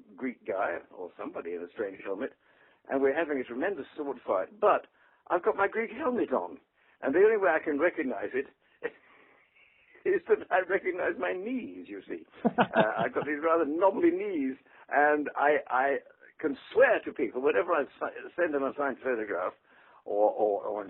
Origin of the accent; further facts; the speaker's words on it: England, United Kingdom; moved away as an adult; also born or lived in London, United Kingdom / New York, United States; now in Palm Beach, United States; I'm English